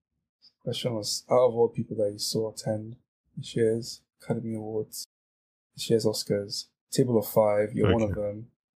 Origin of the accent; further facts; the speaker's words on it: United Kingdom; So on my table, obviously we're all British.